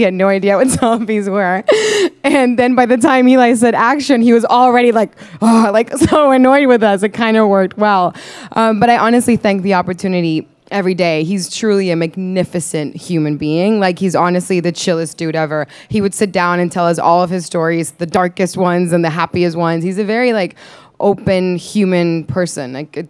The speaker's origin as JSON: {"language": "English", "town": "Santiago", "region": "Santiago Metropolitan Region", "country": "Chile", "first_language": "Spanish", "second_language": "English", "said": "I am Chilean. I'm from Santiago, Chile, this strip of country in the South America. I grew up with his movies."}